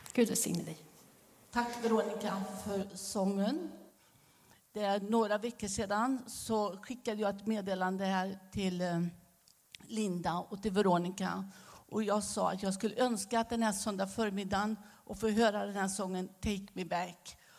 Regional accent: Västergötland, Västra Götaland, Sweden; accent: västgötska; moved away as an adult; also born or lived in Romania; now in Staffanstorp, Sweden; Men jag behåller min västgötska

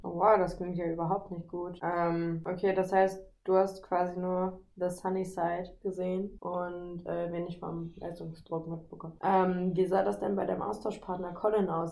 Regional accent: Nordheim, Germany; moved away; ich melde mich aus Nordheim, meiner Geburtsstadt

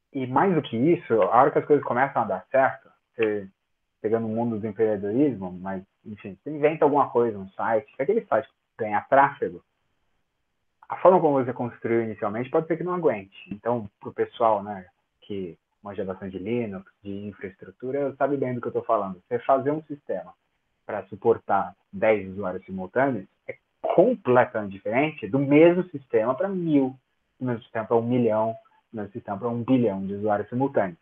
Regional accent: São Paulo, Brazil; eu sou de São Paulo

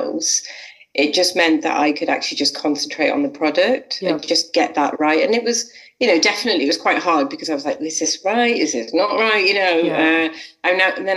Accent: Liverpool, North West England, United Kingdom; also born or lived in Manchester; I'm from Liverpool

